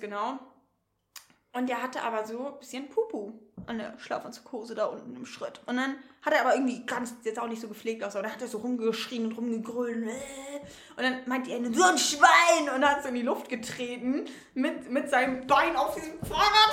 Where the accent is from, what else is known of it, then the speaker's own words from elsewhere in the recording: Northern Germany, Germany; für mich als Norddeutsche